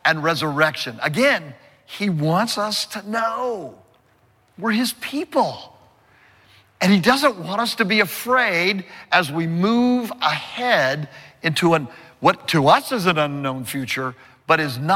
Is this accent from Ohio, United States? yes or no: no; California, United States; I'm from California, and I've seen many earthquakes